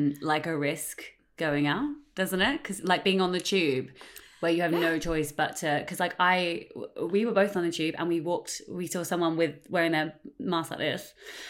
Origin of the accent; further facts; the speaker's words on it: Australia; born there; Well, my mum was from Australia, so I was born in Australia.